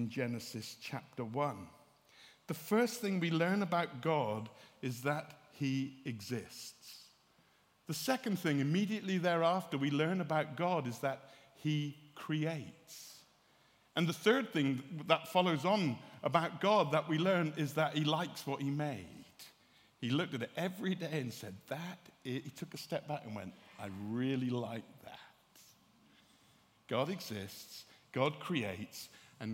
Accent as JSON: {"language": "English", "area": "West Country", "region": "South West England", "country": "United Kingdom", "said": "I'm from the West Country"}